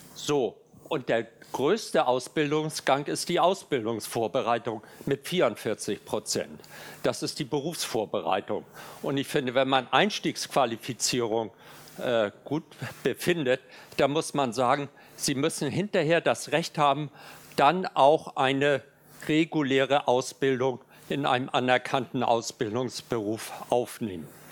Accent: Hamburg, Germany; Ich komme aus Hamburg

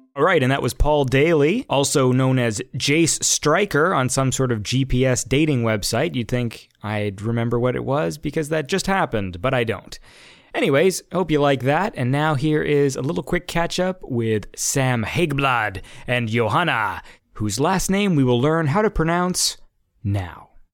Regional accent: Canada; I'm Canadian

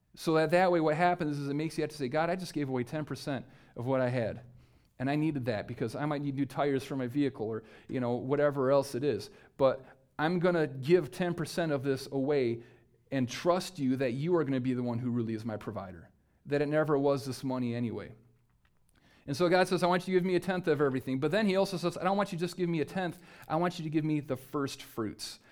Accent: United States; just by being an American citizen

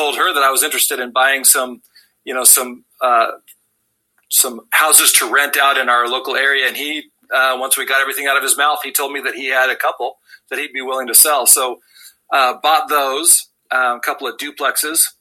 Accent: Southern Idaho, United States; also born or lived in Wendover, Utah; So I grew up in Southern Idaho, where I currently practice.

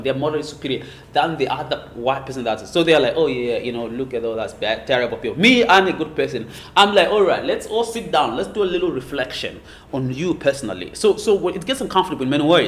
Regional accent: Zimbabwe; now in Hong Kong; I was born in Zimbabwe

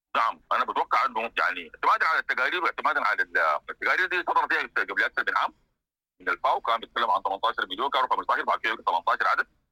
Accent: Sudan; احنا كسودانيين

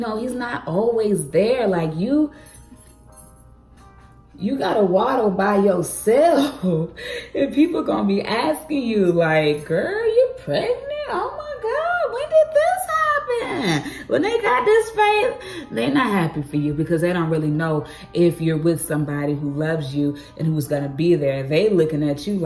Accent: Atlanta, Georgia, United States; also born or lived in Cleveland; I'm from Atlanta, Georgia, but I had a job in Cleveland.

